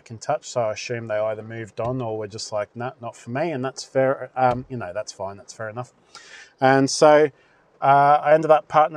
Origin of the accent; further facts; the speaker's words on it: Australia; as an Aussie